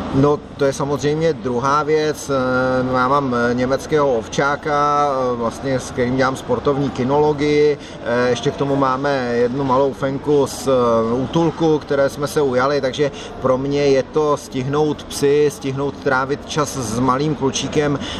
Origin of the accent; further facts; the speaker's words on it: South Bohemian Region, Czechia; Jsem na jihu Čech rád, protože jsem jeho Čech